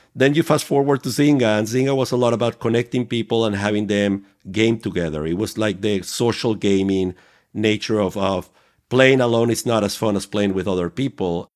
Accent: Venezuela; moved away; I was growing up in Venezuela

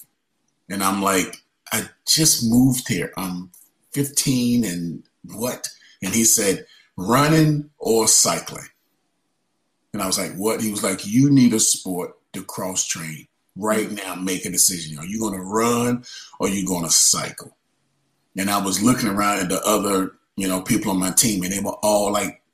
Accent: Wilson, North Carolina, United States; my hometown in Wilson, North Carolina

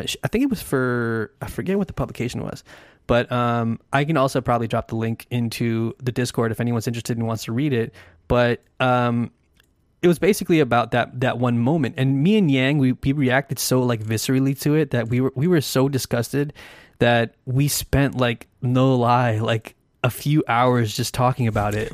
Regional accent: United States; as an American

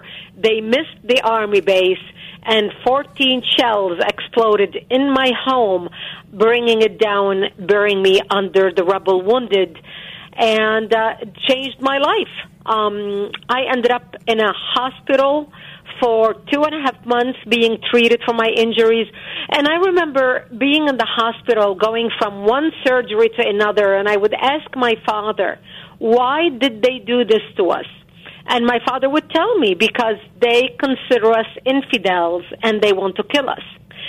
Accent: Lebanon; now in United States; born and growing up in Lebanon.

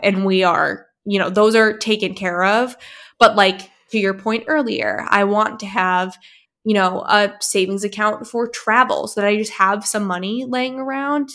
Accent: New Hampshire, United States; I grew up in New Hampshire

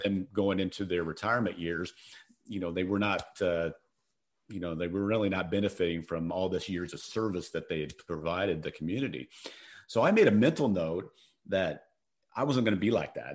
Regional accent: Colorado, United States; moved away as an adult; also born or lived in Phoenix; I'm from Colorado

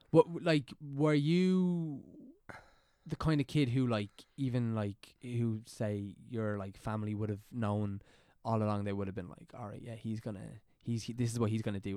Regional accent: County Meath, Leinster, Ireland; I'm from County Meath

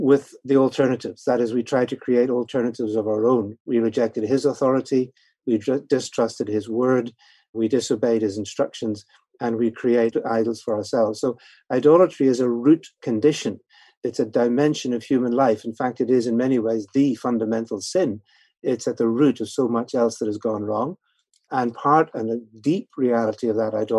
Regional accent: Northern Ireland, United Kingdom; now in London, United Kingdom; I'm actually originally from Northern Ireland. That's where the accent comes a bit

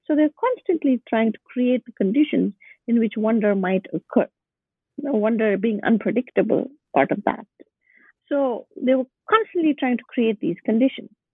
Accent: Bangalore, Karnataka, India; moved away as an adult; also born or lived in Boston, United States; My hometown is Bangalore

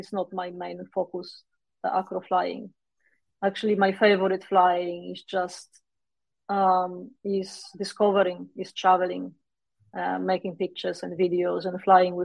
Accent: Poland; moved away as an adult; also born or lived in Warsaw, Poland; I moved away from Poland in 2010 or something like

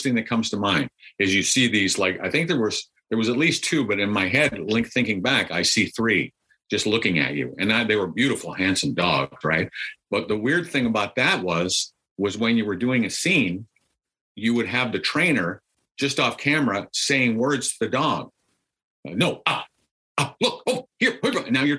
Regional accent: Minneapolis, Minnesota, United States; I am from Minneapolis.

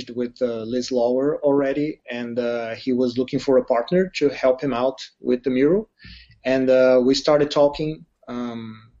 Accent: Brazil; moved away; I'm from Brazil

